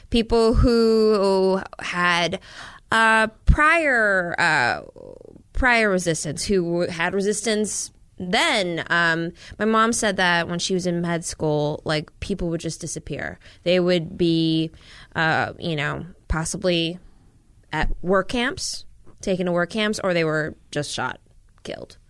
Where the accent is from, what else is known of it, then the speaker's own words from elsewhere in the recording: Minnesota, United States; also born or lived in Washington, D.C. / Laos (parents' origin); I was born in D C. We pretty quickly ended up in Minnesota.